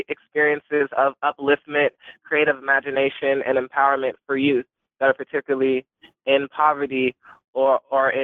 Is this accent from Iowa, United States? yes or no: yes; Des Moines, Iowa, United States; I grew up in Des Moines, Iowa, living in that society